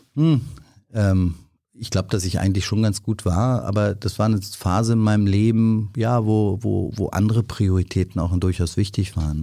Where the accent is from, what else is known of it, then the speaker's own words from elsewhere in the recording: Berlin, Germany; in Westteil aufgewachsen, äh, geboren und auch aufgewachsen, lebe dort auch noch